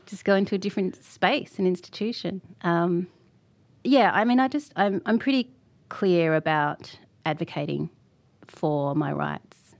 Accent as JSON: {"language": "English", "region": "Tasmania", "country": "Australia", "tie": "born or raised there"}